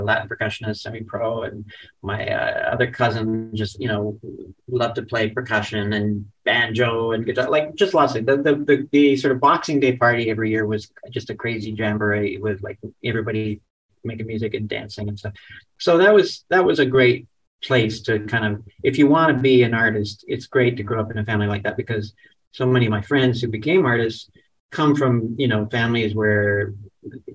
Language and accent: English; Toronto, Ontario, Canada; growing up in Toronto